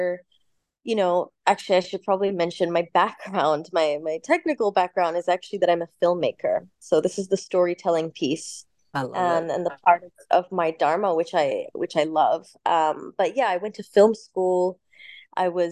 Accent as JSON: {"language": "English", "town": "Cairo", "region": "Cairo Governorate", "country": "Egypt", "tie": "born or raised there", "moved": "yes", "said": "I was actually born in Egypt. So I'm half English, half Egyptian. My mother is Egyptian, father is English. So I spent, you know, a good 10 years of my upbringing in Cairo"}